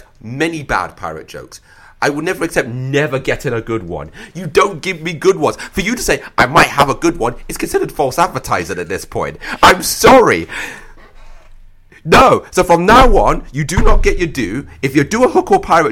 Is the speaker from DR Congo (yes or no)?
no; Somalia; moved away; I grew up in, basically, I'm originally from Somalia